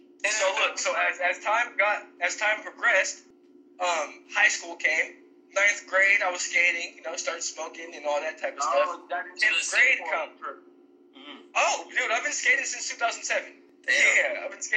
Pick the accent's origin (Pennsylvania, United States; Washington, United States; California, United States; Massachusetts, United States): California, United States; San Francisco; just a regular upbringing in the Bay Area. You know, I was born in San Francisco, California